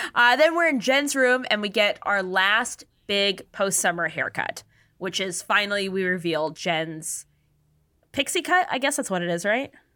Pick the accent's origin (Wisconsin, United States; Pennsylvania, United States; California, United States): California, United States; San Diego; I'm from San Diego